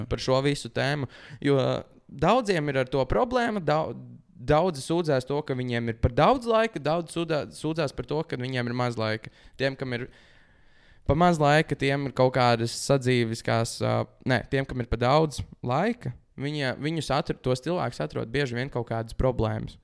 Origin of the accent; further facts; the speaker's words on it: Latvia; mēs esam latvieši